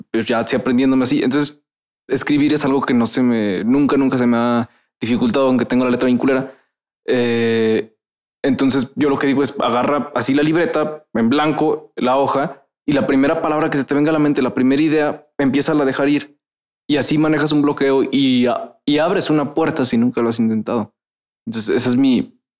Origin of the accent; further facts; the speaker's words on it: Veracruz, Mexico; soy de Veracruz, hablo